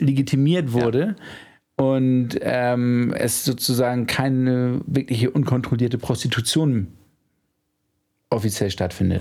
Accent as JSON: {"language": "German", "region": "Hamburg", "country": "Germany", "said": "als Hamburger"}